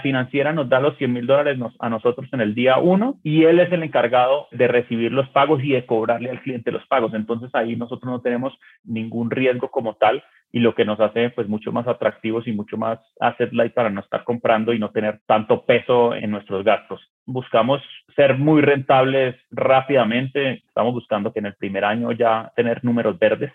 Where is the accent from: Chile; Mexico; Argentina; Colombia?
Colombia; Yo que soy colombiano